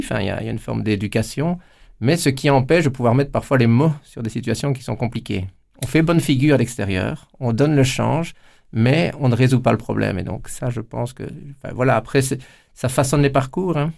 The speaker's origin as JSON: {"language": "French", "town": "Amay", "region": "Wallonia", "country": "Belgium", "said": "Chez nous, à Amé"}